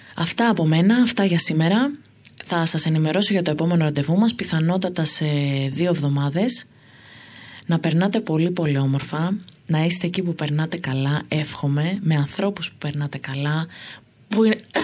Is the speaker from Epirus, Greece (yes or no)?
no; Thessaloniki, Central Macedonia, Greece; moved away as an adult; also born or lived in Amfissa; now in Athens, Greece; Εγώ λοιπόν είμαι από τη Θεσσαλονίκη